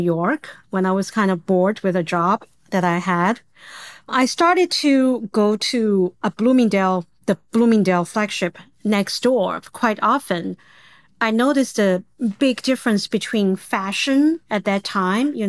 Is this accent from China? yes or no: yes; China; English is a second language; moved away as an adult; now in United States; I was born, raised in the era for a long time when China was very closed